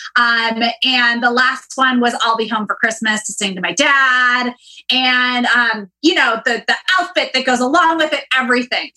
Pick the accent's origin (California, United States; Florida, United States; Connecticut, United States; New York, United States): California, United States; Northern; growing up in Northern California